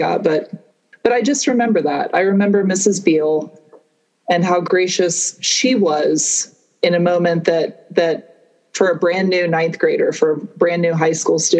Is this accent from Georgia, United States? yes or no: yes; Atlanta, Georgia, United States; also born or lived in Connecticut; I grew up outside of Atlanta, Georgia. I was born in Connecticut